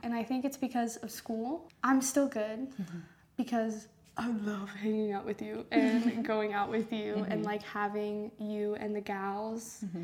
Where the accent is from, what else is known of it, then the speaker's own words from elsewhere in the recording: Stamford, Connecticut, United States; Stamford, Connecticut